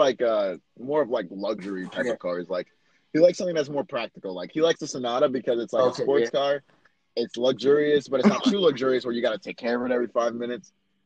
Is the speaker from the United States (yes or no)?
yes; New York City, New York, United States; born or raised there; moved away as an adult; now in Orlando, United States